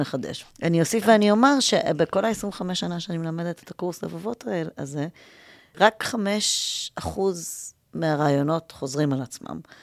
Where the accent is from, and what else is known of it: Israel; also born or lived in New York, United States